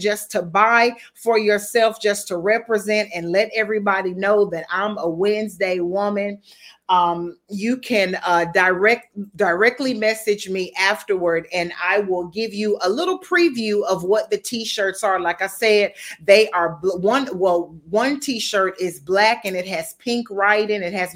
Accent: United States; now in Bermuda; I'm American. Even though I'm living in Bermuda, I'm still American

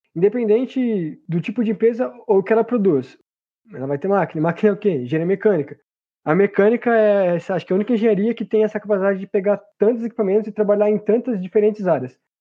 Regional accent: hometown 60 km from São Paulo, Brazil; also born or lived in Paraná; voltei para minha cidade natal

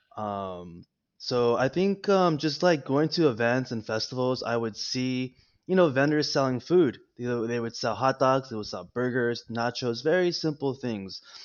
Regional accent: La Puente, California, United States; first language Spanish; English is a second language; also born or lived in West Covina, California; I was born in Los Angeles, California, in West Covina. Um, I grew up in La Puente

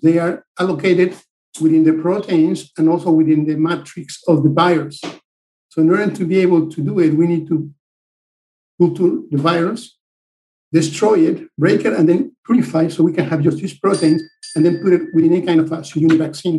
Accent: Mexico; moved away as an adult; now in United States; I'm originally from Mexico

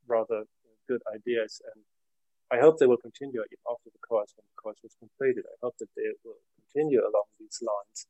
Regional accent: Germany; now in Finland; I'm living in Finland. I come from Germany. I live in Finland.

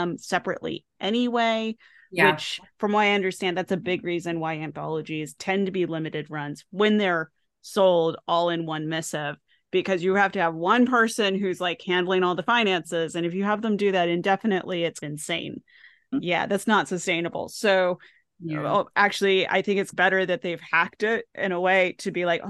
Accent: United States; me as an American

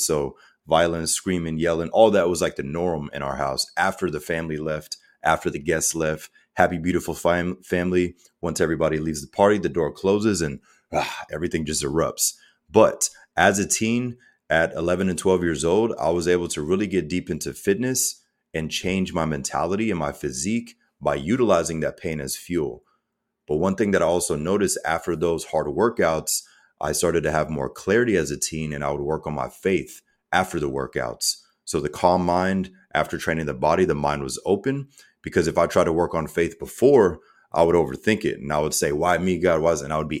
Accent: Germany; So myself, I'm mixed. So my father's African-American, my mother's German. I grew up in Germany as a child. My dad was U.S. Army 20 plus years.

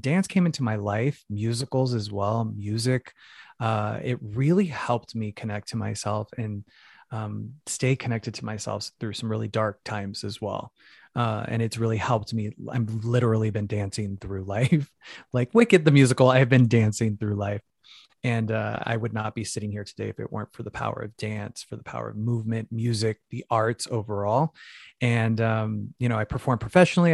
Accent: Phoenix, Arizona, United States; moved away; I'm from Phoenix, Arizona originally, uh, Mexican American

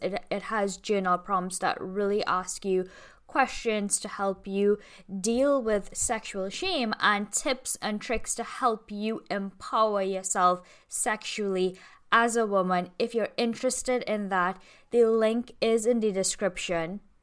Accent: Trinidad & Tobago; I'm from Toronto, Tobago

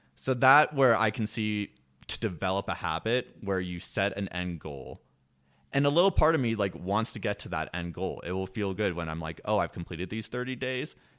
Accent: Washington, District of Columbia, United States; moved away; I am originally from the East Coast, from the Washington, D C area

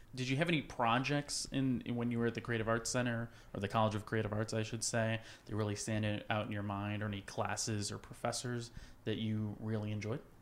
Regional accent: West Virginia, United States; I'm coming from West Virginia.

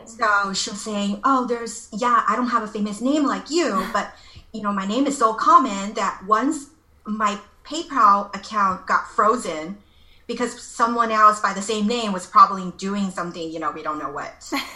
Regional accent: Los Angeles, California, United States; moved away as an adult; now in Taiwan; I'm originally from Los Angeles

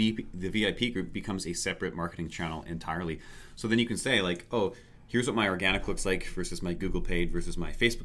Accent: Canada; we're Canadian

